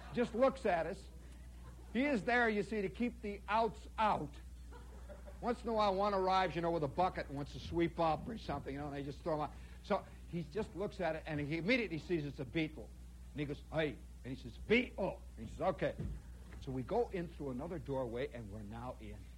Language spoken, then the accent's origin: English; United States; as an American